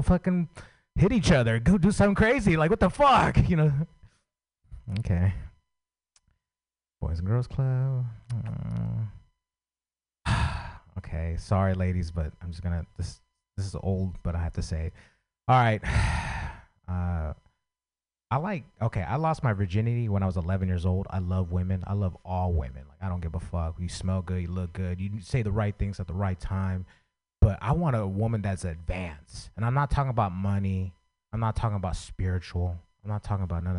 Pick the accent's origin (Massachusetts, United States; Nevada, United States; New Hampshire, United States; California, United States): California, United States; San Francisco; I grew up in San Francisco